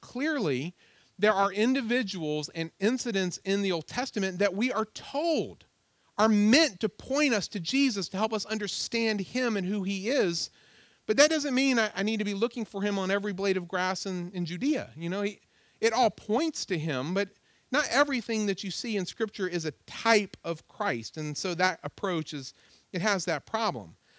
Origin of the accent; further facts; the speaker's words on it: Virginia, United States; I was like, "Virginia."